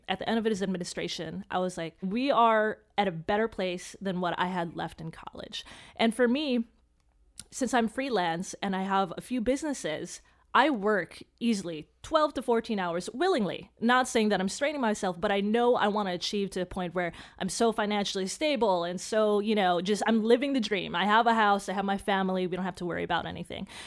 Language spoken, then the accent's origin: English; Chicago, Illinois, United States; my parents were immigrants, so we're first generation, uh, here, and I grew up in Chicago